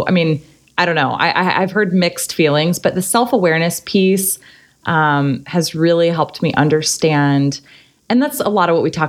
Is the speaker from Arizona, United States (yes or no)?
yes; Arizona, United States; moved away as an adult; also born or lived in San Diego / Kansas City / New York City / Hoboken; now in Long Beach, United States; I grew up in Arizona